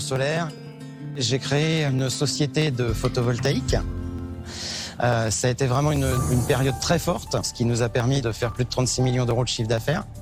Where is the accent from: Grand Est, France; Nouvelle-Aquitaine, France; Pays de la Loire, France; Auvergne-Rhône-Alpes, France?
Pays de la Loire, France; Le Mans; now in Drôme, France; je viens du Mans